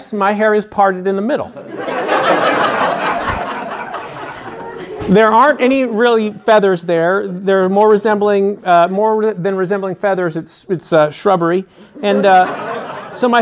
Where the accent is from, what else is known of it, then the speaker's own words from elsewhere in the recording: San Francisco, California, United States; now in Nashville, United States; I spent the better part of my childhood growing up in San Francisco